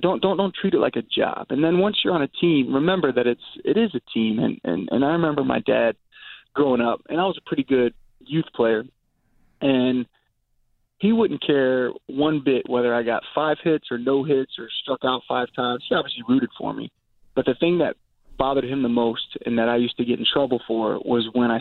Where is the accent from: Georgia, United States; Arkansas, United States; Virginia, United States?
Virginia, United States; moved away; also born or lived in New York; growing up in Virginia